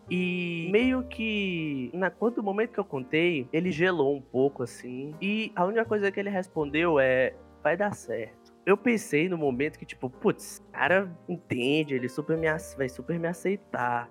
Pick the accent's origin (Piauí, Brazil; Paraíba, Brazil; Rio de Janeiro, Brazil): Piauí, Brazil; sou piauiense